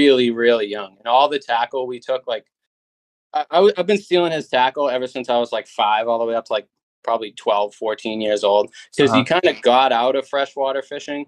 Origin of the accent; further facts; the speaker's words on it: Massachusetts, United States; moved away as an adult; now in Nashua, United States; I'm in Nashua. I was originally from Massachusetts. I moved to Nashua in like 2020